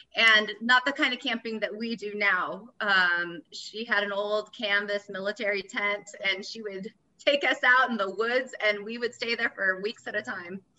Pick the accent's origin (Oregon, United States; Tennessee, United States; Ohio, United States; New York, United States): Oregon, United States; also born or lived in Florida; now in Bend, United States; originally, I'm from Florida, and then I grew up in the Valley in Oregon, so Lama Valley.